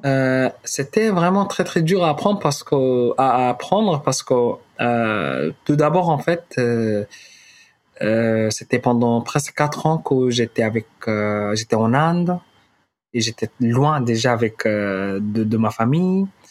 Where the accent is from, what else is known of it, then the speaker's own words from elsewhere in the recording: Khartoum, Sudan; French is a second language; moved away as an adult; also born or lived in Darfur, Sudan / Calais, France; now in Paris, France; je suis, euh, originaire du Soudan. Euh, je suis né au Darfour.